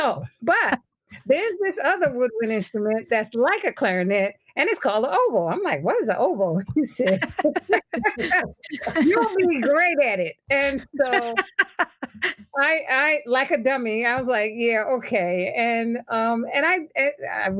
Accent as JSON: {"language": "English", "town": "New York City", "region": "New York", "country": "United States", "tie": "born or raised there", "said": "I grew up in the media capital, so New York City"}